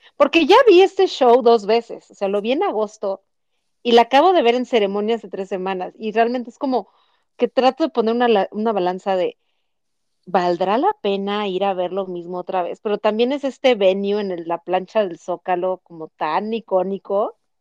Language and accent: Spanish; Mexico City, Mexico; now in Guadalajara, Mexico; los chilangos somos no queridos en muchas partes de nuestra bella República Mexicana